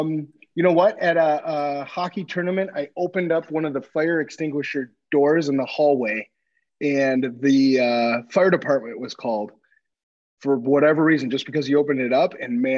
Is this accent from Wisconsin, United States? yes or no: yes; Eagle River, Wisconsin, United States; also born or lived in Minneapolis, Minnesota; growing up outside of Minneapolis. Minnesota hockey state, right? And grew up in northern Wisconsin then. And what an awesome spot to grow up. Small town, Eagle River, Wisconsin is a hockey town of Wisconsin. So I happened to move from Minnesota to the hockey